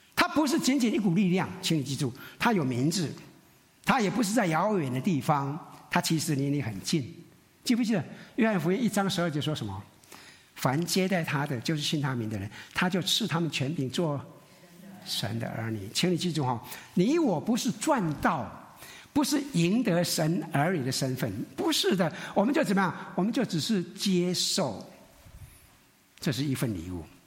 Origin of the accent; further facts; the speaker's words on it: Taiwan; 我们闽南人，我们台湾人很属灵